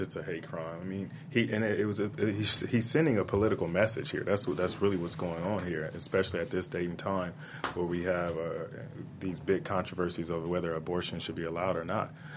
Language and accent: English; Compton, California, United States; growing up in Compton